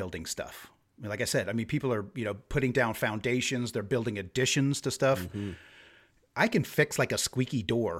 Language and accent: English; United States; now in Sweden; being American